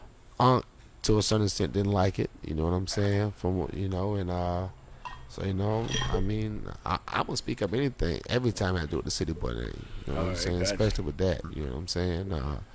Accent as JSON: {"language": "English", "town": "Orlando", "region": "Florida", "country": "United States", "tie": "born or raised there", "said": "My birth certificate says ORMC, though."}